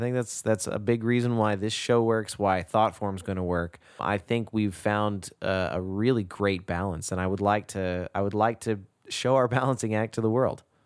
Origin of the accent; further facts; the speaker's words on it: Texas, United States; moved away; growing up in Texas